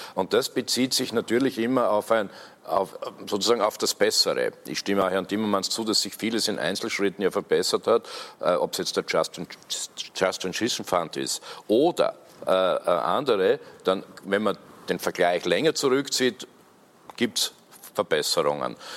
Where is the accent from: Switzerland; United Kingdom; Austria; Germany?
Austria; bei uns in Österreich